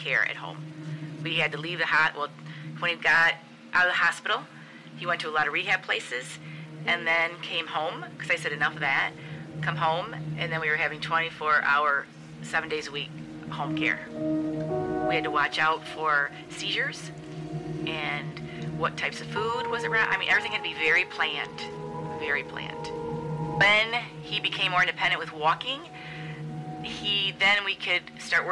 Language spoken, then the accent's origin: English; Farmington Hills, Michigan, United States; We come from Detroit area, Farmington Hills